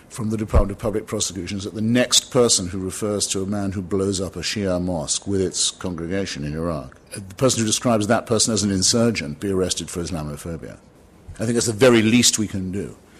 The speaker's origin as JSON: {"language": "English", "town": "Washington", "region": "District of Columbia", "country": "United States", "tie": "born or raised there", "said": "I live in Washington, it's my hometown, Washington, D.C., nation's capital."}